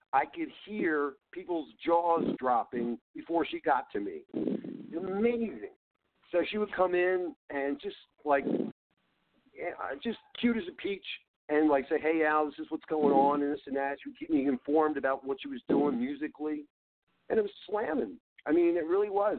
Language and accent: English; Philadelphia, Pennsylvania, United States; I'm from Philly.